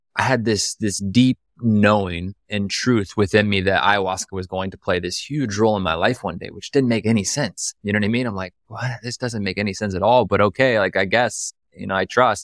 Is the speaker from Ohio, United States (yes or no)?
yes; right outside Columbus, a small town in Ohio, United States; now in Austin, United States; I'm from the Midwest, like, I'm from Ohio, you know, from a small town in Ohio